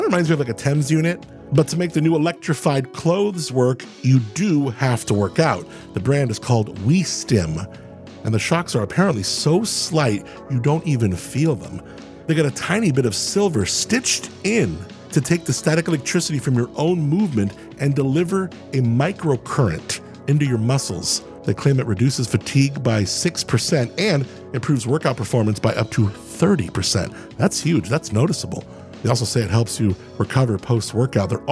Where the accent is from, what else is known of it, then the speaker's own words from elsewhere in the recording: Southern California, United States; now in San Luis Obispo, United States; I grew up in Southern California. I live on the Central Coast right now in San Luis Obispo.